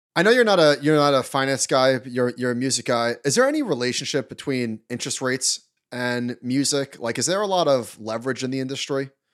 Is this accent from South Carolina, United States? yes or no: no; Long Island, New York, United States; growing up on Long Island going to Tower Records